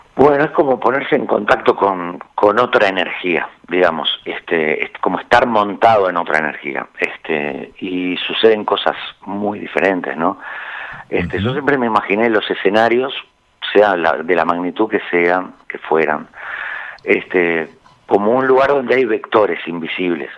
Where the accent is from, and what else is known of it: Montevideo, Uruguay